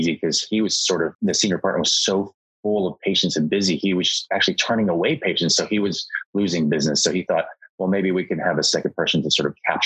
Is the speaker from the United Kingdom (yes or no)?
no; Dallas, Texas, United States; I'm from Dallas. I was born and raised in Dallas